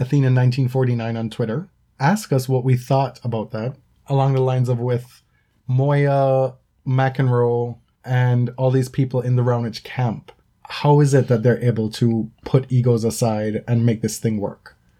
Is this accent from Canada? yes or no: no; Jamaica; moved away as an adult; now in North America; I lived in Jamaica for the first 18 years of my life. And I've been in North America now for I guess I'm going to date myself now for 13 years.